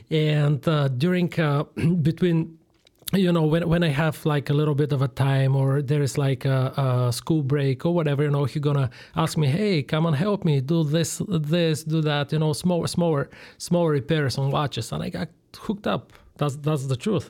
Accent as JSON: {"language": "English", "country": "Bulgaria", "tie": "born or raised there", "also_born_or_lived": "Switzerland", "second_language": "English", "moved": "as an adult", "lives_now": "Chicago, United States", "said": "I'm originally from Bulgaria. I was born and I grew up there"}